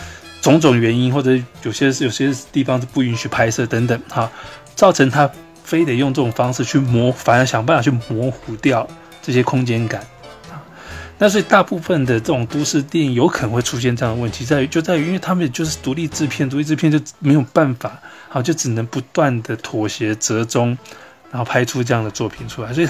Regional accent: Greater Taipei area, Taiwan; 虽然我是是在大台北地区啊长大，我我我从小也没有在台北，我对台北，我小时候我对台北也不熟

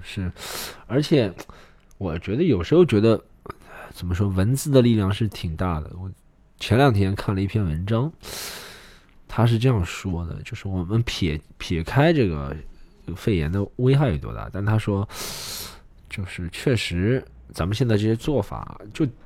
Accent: China; 你说我们中国人，就拿中国人来说

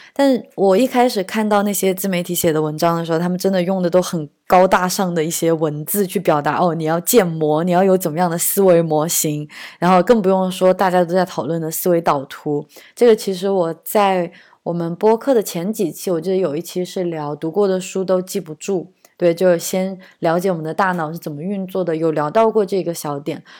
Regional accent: China; moved away; also born or lived in Germany / Shanghai; 我真的是三四线城市郊区长大的

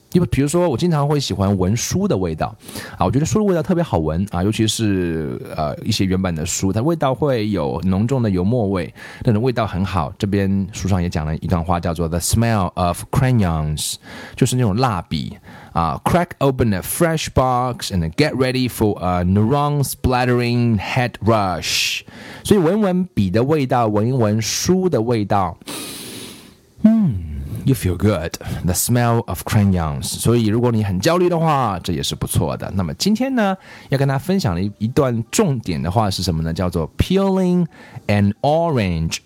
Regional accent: China; 我们中国人

